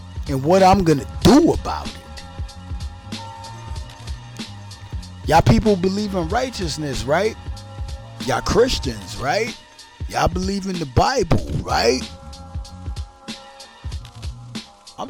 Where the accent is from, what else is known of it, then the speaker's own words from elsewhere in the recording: New York City, New York, United States; I'm in Brooklyn, and I'm from Brooklyn